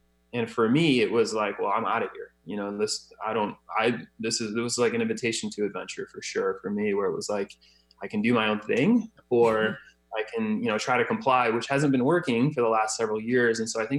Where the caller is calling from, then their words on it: Scottsdale, Arizona, United States; Scottsdale, Arizona.